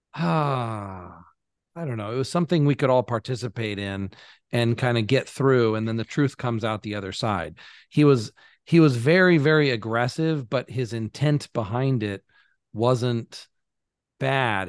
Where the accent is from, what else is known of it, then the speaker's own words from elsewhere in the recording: United States; moved away; as an American